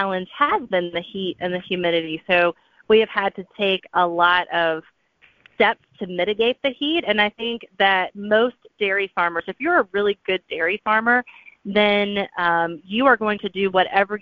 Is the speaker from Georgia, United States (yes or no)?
yes; South Georgia, United States; also born or lived in Atlanta, United States; growing up in South Georgia